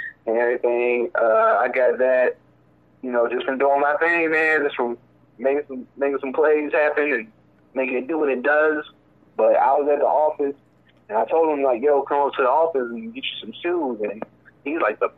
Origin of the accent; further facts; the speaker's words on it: Tennessee, United States; I'm from Tennessee